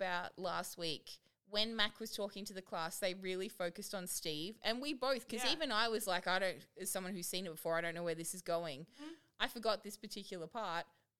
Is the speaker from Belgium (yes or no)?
no; Australia; I'm Australian.